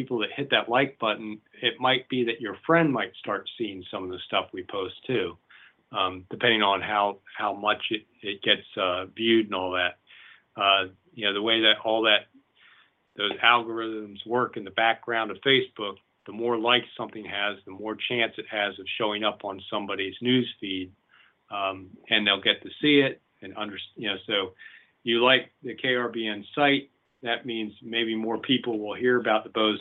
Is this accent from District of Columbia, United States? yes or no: yes; Washington, District of Columbia, United States; moved away as an adult; also born or lived in Oregon; now in Lane County, Oregon, United States; I was born in Washington, D.C. and grew up there